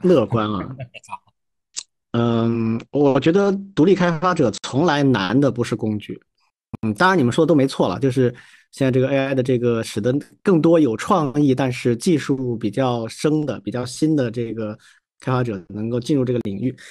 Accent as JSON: {"language": "Chinese", "country": "China", "said": "在我们中国长大的小孩儿"}